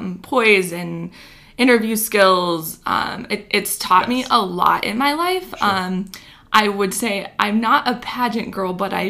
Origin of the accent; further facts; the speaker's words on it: Chattern, South Dakota, United States; Maybe still in Chattern.